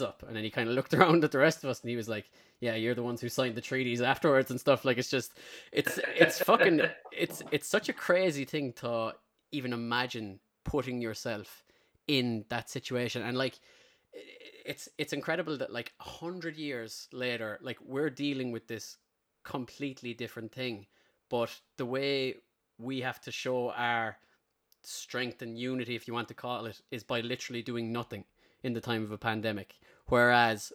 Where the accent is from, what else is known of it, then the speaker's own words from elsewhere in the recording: Ireland; as Irish people